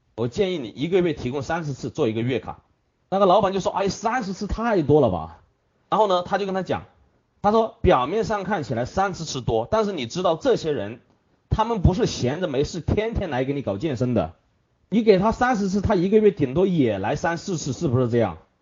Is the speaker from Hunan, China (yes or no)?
yes; Hunan, China; 这是我们湖南人的最爱，其他的抽不习惯